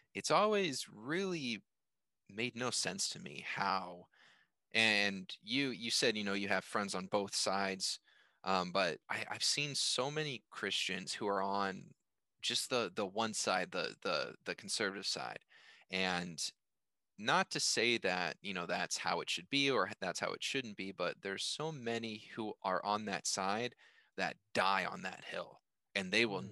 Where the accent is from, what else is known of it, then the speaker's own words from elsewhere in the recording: United States; I was born in America, or yeah, I was born in America. You know, I'm an American. I live in America